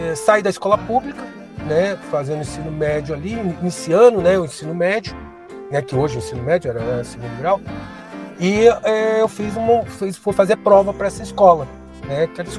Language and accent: Portuguese; Rio de Janeiro, Brazil; eu sou do Rio, né? Tinha uma escola técnica lá no interior